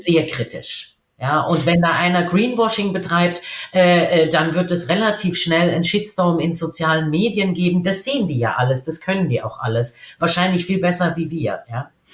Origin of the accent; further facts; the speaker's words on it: Germany; als Deutsche